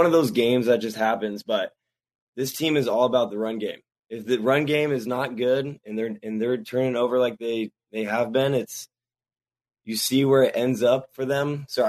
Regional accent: San Diego, California, United States; I'm from San Diego.

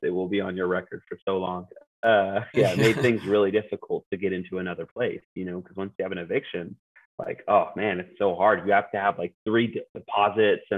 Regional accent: Yakima, Washington, United States; moved away; I'm from Yakima

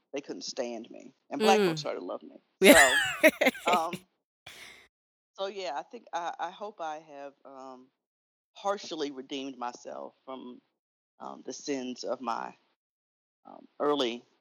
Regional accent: Memphis, Tennessee, United States; I grew up here in Memphis, went to high school here.

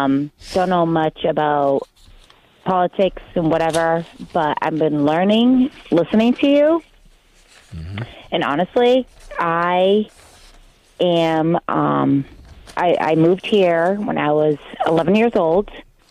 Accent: Azores, Portugal; now in United States; I did everything correctly in Portugal. I'm from Portugal, Azores.

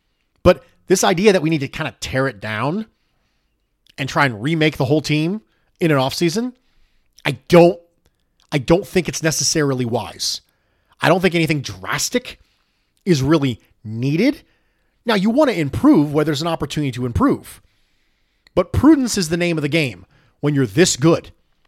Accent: North West England, United Kingdom; although Burnley is about 15 miles from where I grew up.

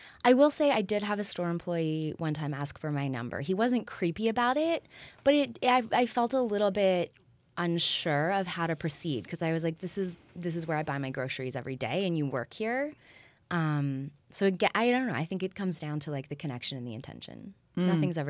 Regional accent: Waterloo, Ontario, Canada; also born or lived in Toronto / Berlin; now in Los Angeles, United States; I'm from Waterloo. I spent 15 years in Toronto and did my master's in Berlin.

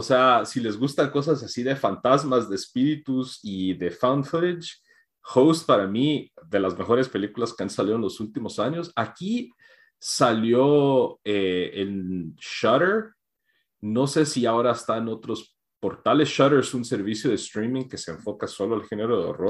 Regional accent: Guatemala; para nosotros que crecimos, o sea, en Guate

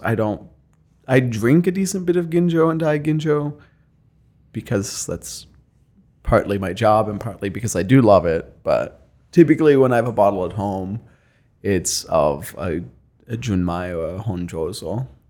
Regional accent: Eastern Ohio, United States; moved away as an adult; now in Columbus, United States; I'm not from Columbus. No, I'm from Eastern Ohio.

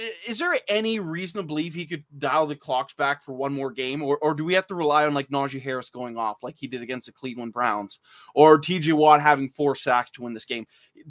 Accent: Canada; also born or lived in British Columbia; I'm Canadian.

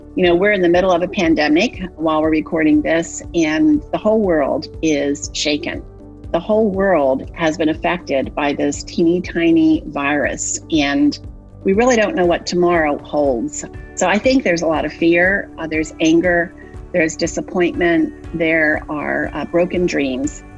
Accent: Delaware, United States; I grew up in Delaware

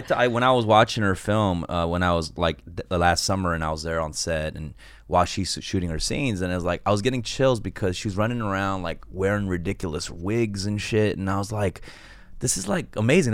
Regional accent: Los Angeles, California, United States; I'm from Koreatown

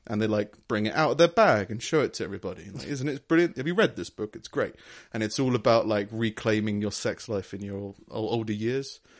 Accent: London, United Kingdom; I grew up in London

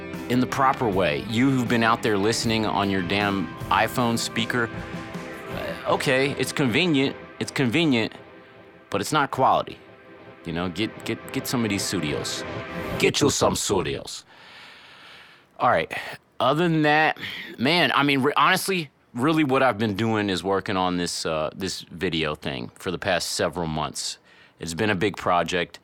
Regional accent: Cincinnati, Ohio, United States; my hometown, Cincinnati, Ohio

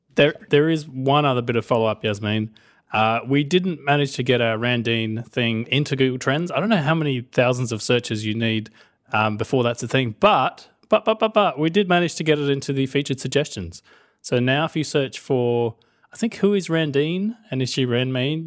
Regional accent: Australia; I'm Australian

